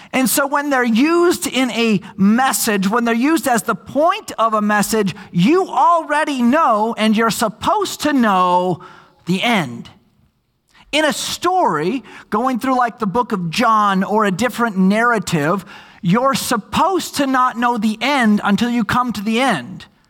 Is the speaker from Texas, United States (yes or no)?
no; Minnesota, United States; moved away; I grew up in Minnesota